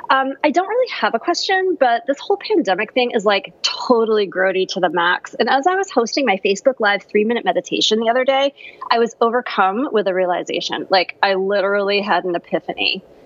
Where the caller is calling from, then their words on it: California, United States; I'm calling from sunny Southern California.